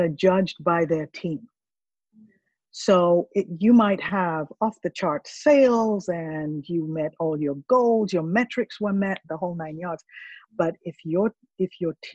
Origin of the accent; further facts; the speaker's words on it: Kampala, Central Region, Uganda; now in Jacksonville, United States; I'm from Africa